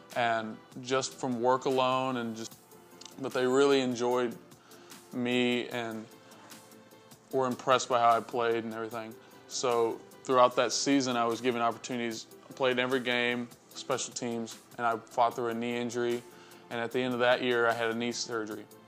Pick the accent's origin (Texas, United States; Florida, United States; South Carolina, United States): Texas, United States; Iola; I'm from Iola, Texas.